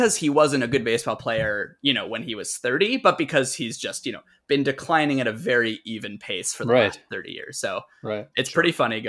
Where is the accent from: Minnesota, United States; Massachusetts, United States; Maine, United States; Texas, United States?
Massachusetts, United States; Boston; I'm from Boston.